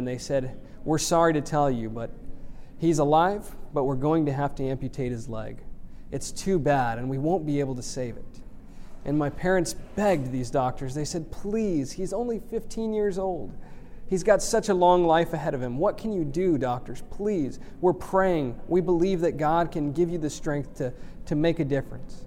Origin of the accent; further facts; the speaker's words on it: Houston, Texas, United States; I grew up in Houston, Texas